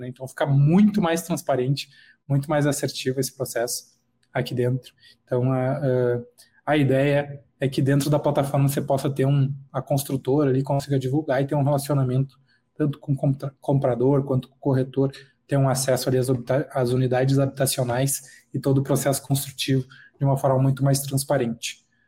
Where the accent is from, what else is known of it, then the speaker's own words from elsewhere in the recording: Charqueadas, Rio Grande do Sul, Brazil; moved away as an adult; now in São Paulo, Brazil; sou natural de Charqueadas, no Rio Grande do Sul, próximo a Porto Alegre, e hoje moro em São Paulo.